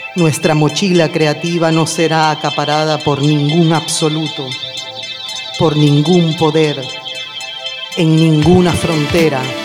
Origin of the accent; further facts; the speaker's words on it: Venezuela; now in Barcelona, Spain; Venezuela, mi país natal